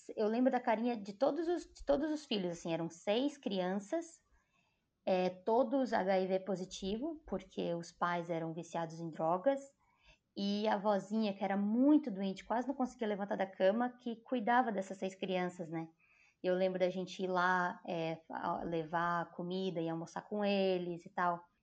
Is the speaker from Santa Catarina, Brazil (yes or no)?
yes; Joinville, Santa Catarina, Brazil; moved away as an adult; also born or lived in Italy; now in Sydney, Australia; ao redor de Joinville, onde eu nasci